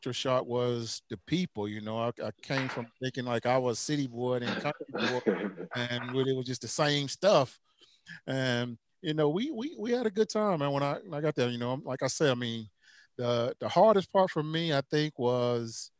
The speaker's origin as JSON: {"language": "English", "town": "Magnolia", "region": "Mississippi", "country": "United States", "tie": "born or raised there", "also_born_or_lived": "New Orleans, Louisiana", "moved": "yes", "lives_now": "Knoxville, United States", "said": "I'm back in Knoxville, Tennessee, man. You know, originally from Magnolia, Mississippi."}